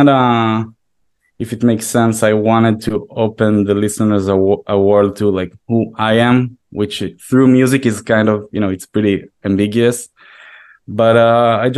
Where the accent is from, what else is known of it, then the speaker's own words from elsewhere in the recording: Israel; moved away as an adult; now in New York, United States; I am originally from Israel, yeah. And I moved to New York about 7 months before the pandemic.